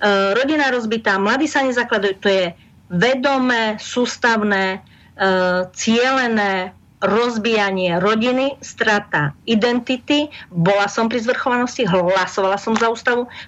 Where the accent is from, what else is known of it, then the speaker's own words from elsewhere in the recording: Košice, Košice Region, Slovakia; Ja som sa narodil v Košiciach.